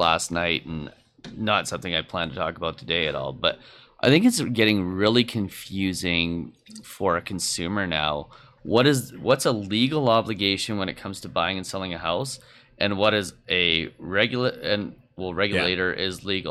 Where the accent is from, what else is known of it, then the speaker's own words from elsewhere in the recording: Alberta, Canada; Yeah, I'm from Alberta, so...